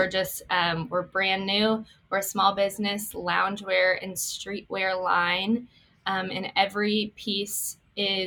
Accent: Columbia, Missouri, United States; I grew up here in Columbia

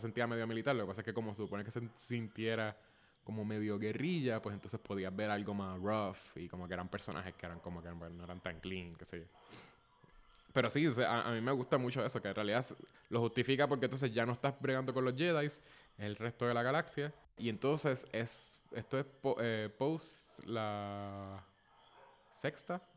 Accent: Puerto Rico; also born or lived in San Francisco; somos los dos puertorriqueños. Yo estoy en Puerto Rico

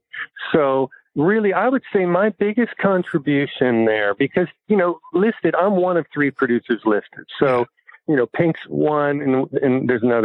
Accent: New Jersey, United States; moved away; where I grew up in New Jersey, blue collar town, factory town

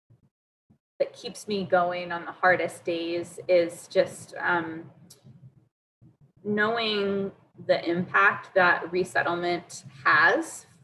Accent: Durham, North Carolina, United States; I grew up in Durham

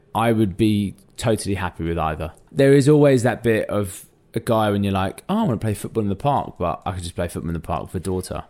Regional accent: London, United Kingdom; I'm a Londoner through and through, born in and grew up in North London.

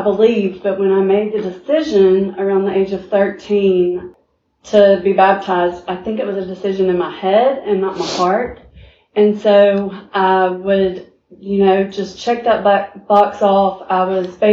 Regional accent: Montgomery, Alabama, United States; I was born and raised here in Montgomery, Alabama

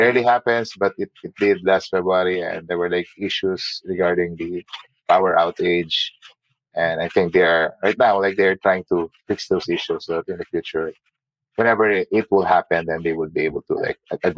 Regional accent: Abu Dhabi, United Arab Emirates; now in United States; I mean, it's similar to Abu Dhabi. We came from Abu Dhabi. It's hot and it's humid.

